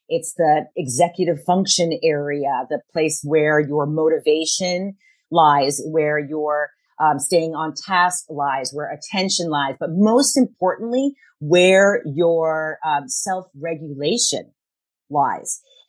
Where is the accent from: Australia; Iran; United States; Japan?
Japan; Tokyo; I grew up in Tokyo, Japan, where hyperactivity is not the norm. And as a Caucasian little girl, I was always a little too much